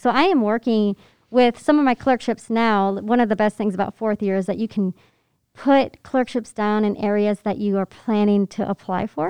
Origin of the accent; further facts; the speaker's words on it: Pennsylvania, United States; moved away; I grew up in Pennsylvania